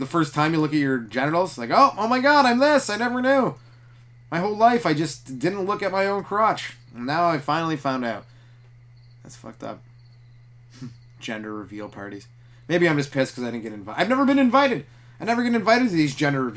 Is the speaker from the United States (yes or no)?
no; Canada; I'm from Canada